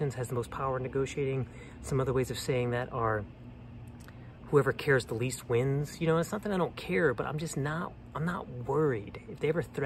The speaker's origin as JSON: {"language": "English", "town": "New Orleans", "region": "Louisiana", "country": "United States", "tie": "born or raised there", "also_born_or_lived": "Colorado / Austin / Bay Area", "moved": "yes", "said": "I'm from New Orleans, and I go home a lot"}